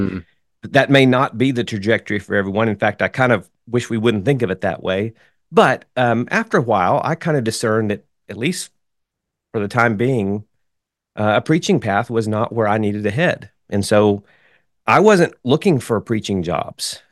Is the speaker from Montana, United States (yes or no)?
no; Wichita Falls, Texas, United States; moved away as an adult; also born or lived in Oklahoma City, Oklahoma; I grew up in Wichita Falls, Texas